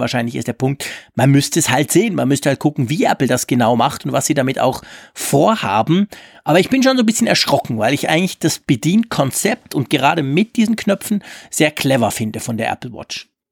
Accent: Switzerland; als Schweizer

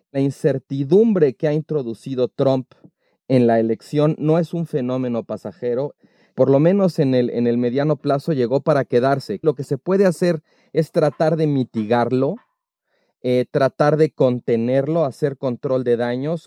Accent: Mexico; la que tenemos los mexicanos de México

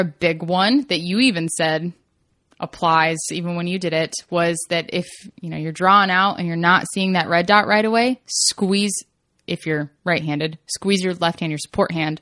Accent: Kentucky, United States; moved away; I grew up in Kentucky

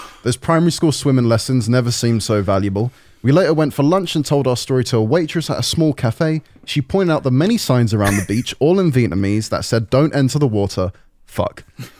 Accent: Spain; I grew up in Spain, and when I was 16, me and my friend, we'll call him Jack, as that's his name, had been playing a game on...

